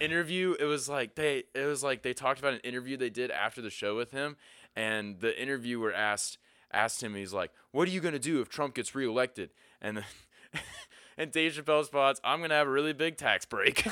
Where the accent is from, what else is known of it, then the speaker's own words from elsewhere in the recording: Pennsylvania, United States; moved away; I grew up in Pennsylvania